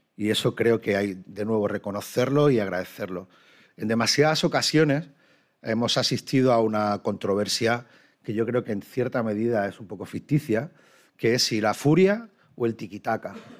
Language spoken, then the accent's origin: Spanish; Málaga, Andalusia, Spain; como malagueño, como andaluz, como español